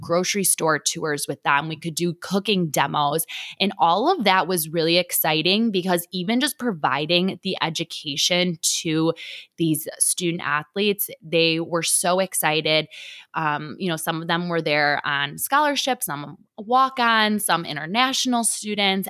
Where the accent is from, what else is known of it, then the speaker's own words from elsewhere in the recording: Detroit, Michigan, United States; moved away as an adult; also born or lived in Buffalo, New York; now in Lawrence, United States; I grew up in Detroit, Michigan